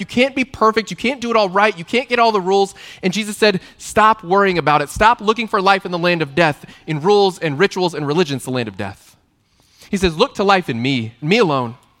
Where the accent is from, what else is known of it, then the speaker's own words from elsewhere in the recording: Texas, United States; I grew up in Texas in the eighties